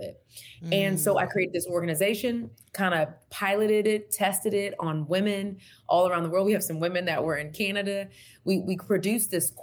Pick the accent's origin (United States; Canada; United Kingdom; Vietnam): United States; Texas; moved away; I'm from Texas originally.